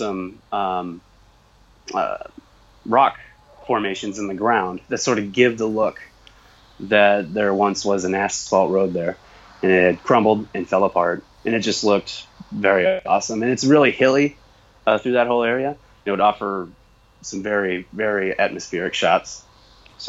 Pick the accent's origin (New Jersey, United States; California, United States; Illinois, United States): Illinois, United States; I'm from Illinois